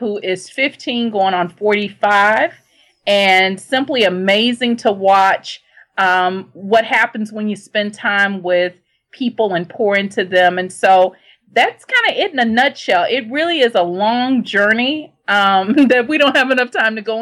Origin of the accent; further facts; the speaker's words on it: Shreveport, Louisiana, United States; I grew up in Shreveport, Louisiana